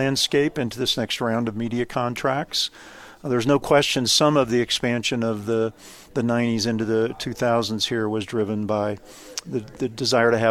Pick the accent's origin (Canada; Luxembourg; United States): United States; Kansas; I grew up in the state of Kansas